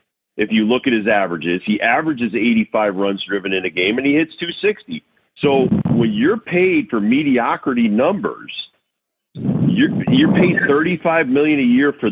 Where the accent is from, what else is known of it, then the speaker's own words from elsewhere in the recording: Connecticut, United States; remember, I grew up in Connecticut, so I watched the first $3 million player.